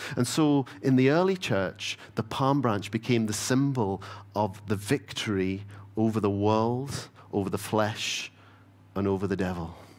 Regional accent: Stornoway, Scotland, United Kingdom; I grew up in the Isle of Lewis. Uh, so growing up in Stoneway

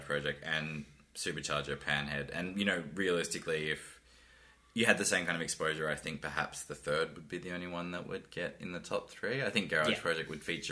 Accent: Australia; also born or lived in Darwin, Northern Territory / Sunshine Coast, Queensland; I grew up in Darwin and the Sunshine Coast

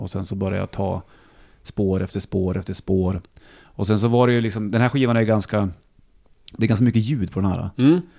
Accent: Bollnäs, Gävleborg County, Sweden; now in Stockholm, Sweden; för min uppväxt hemma i Bollnäs var mycket skog

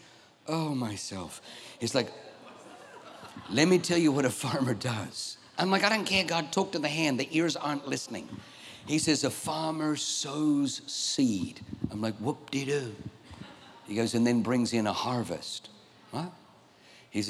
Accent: Australia; I grew up in Australia

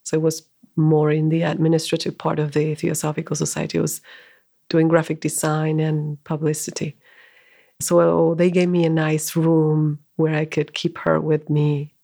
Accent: Argentina; moved away as an adult; also born or lived in India; now in United States; So I'm originally from Argentina, and I came to the U.S. in 2007.

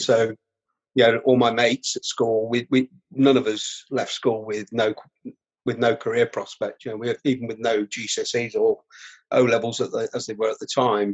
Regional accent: Rutland, East Midlands, United Kingdom; also born or lived in Melton Mowbray; now in North East England, United Kingdom; I grew up in Rutland, um, right? You know, in the Midlands, in the East Midlands

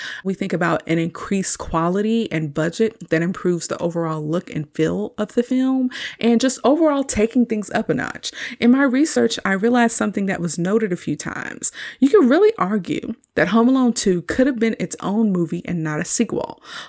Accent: Texas, United States; considering how I grew up in Texas and basically never saw the snow in the winter.

